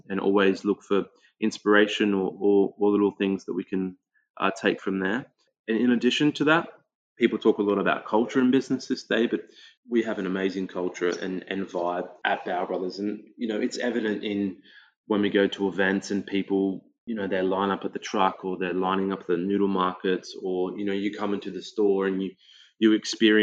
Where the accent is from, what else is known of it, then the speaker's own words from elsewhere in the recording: Australia; growing up in the Australian multicultural climate, you know, like as a kid, you're growing up